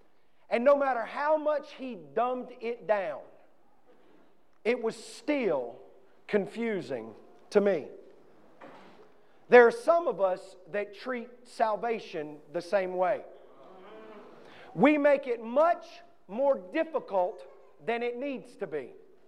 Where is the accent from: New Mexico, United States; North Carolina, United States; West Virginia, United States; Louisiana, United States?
North Carolina, United States; New London; I'm from Stanley County, North Carolina. I grew up in a little town called New London, right outside of Albemarle, North Carolina.